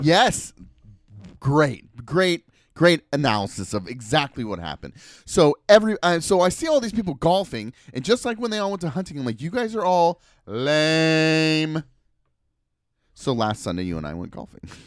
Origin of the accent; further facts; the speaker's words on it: Portland, Oregon, United States; I grew up in Southeast Portland